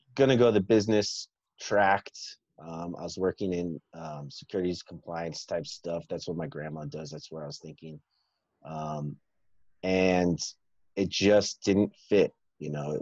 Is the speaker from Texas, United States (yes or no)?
yes; Dallas, Texas, United States; I grew up in Dallas, Texas